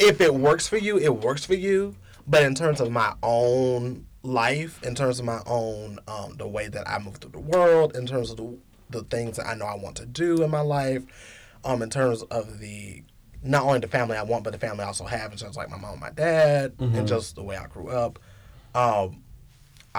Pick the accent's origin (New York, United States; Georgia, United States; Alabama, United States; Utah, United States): Georgia, United States; now in Lawrence, United States; I'm from the South. I'm from Georgia